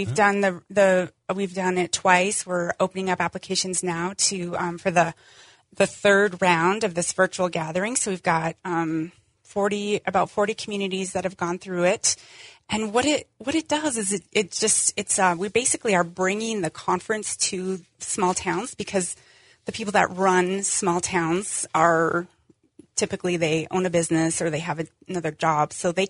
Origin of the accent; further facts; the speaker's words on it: Wolf Point, Montana, United States; I grew up in Wolf Point.